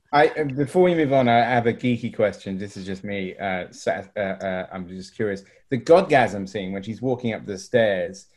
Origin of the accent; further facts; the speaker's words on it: Swanage, South West England, United Kingdom; I am actually from the coast myself. I, bought, I was, grew up in Swanage